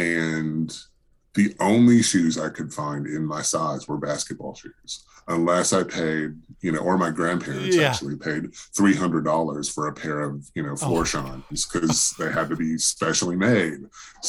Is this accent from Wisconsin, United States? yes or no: yes; Wisconsin, United States; now in Knoxville, United States; I'm from Wisconsin originally